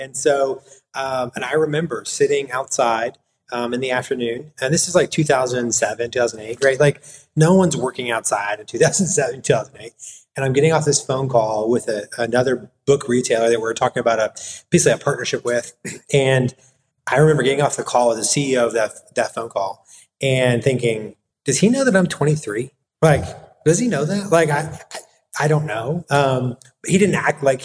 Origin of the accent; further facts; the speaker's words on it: Florissant, Missouri, United States; moved away as an adult; also born or lived in Pennsylvania; now in Knoxville, United States; I am from St. Louis. I grew up north of St. Louis in a suburb there called Florissant